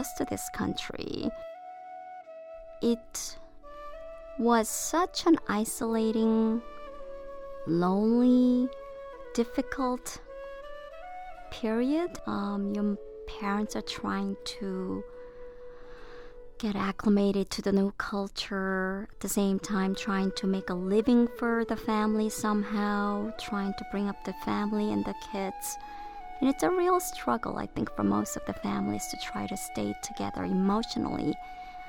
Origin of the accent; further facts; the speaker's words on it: United States; also born or lived in South Korea; I spent my formative years here, and I have American culture at my heart